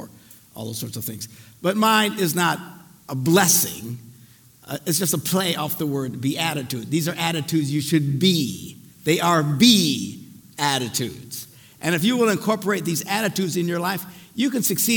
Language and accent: English; Green Bay, Wisconsin, United States; I'm from Green Bay